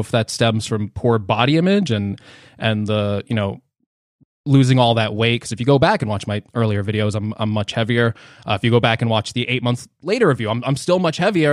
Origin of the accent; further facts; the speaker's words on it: New Jersey, United States; I'm from New Jersey